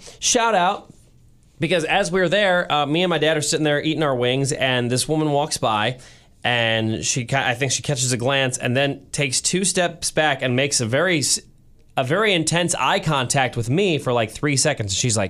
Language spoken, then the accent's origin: English; St. Louis, Missouri, United States; moved away as an adult; now in Kansas City, United States; Growing up in St. Louis